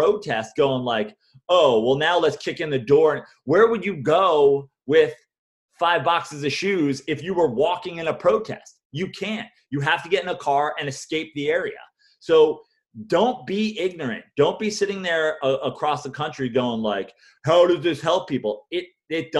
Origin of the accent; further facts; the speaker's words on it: New York, United States; being a New Yorker